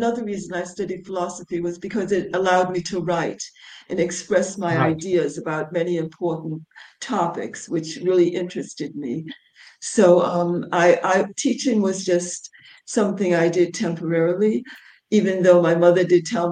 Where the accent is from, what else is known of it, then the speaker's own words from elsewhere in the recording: United States; moved away as an adult; also born or lived in England / New York City; I grew up in America. Until I was 22. I left when I was 22. I left America to go and live in England